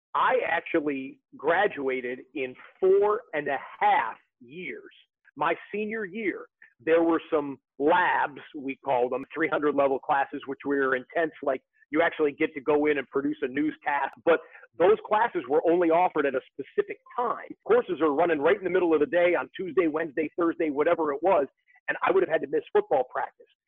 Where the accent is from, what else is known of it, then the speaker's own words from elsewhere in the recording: Rochester, Michigan, United States; I'm from Rochester, Michigan